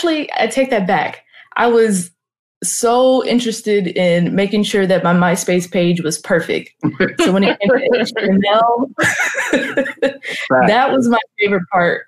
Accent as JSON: {"language": "English", "town": "Carson", "region": "California", "country": "United States", "tie": "born or raised there", "said": "Los Angeles, specifically Carson"}